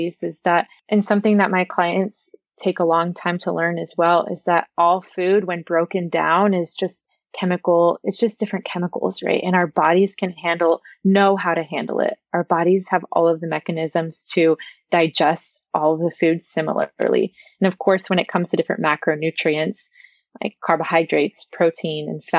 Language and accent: English; Texas, United States; I'm from Texas